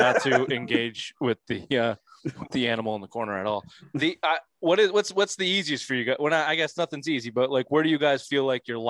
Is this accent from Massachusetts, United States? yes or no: yes; Boston, Massachusetts, United States; We're Boston guys, man.